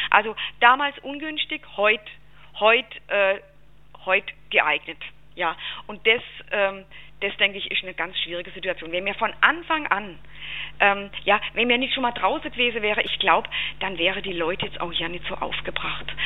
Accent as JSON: {"language": "German", "region": "Baden-Württemberg", "country": "Germany", "said": "Also ich habe nicht nur keinen Schweizer äh, Akzent, sondern ich bin tatsächlich auch keine Schweizerin"}